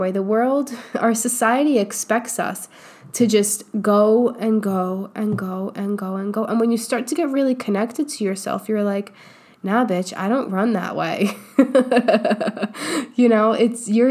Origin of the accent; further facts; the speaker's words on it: New York, United States; now in Austin, United States; I grew up in New York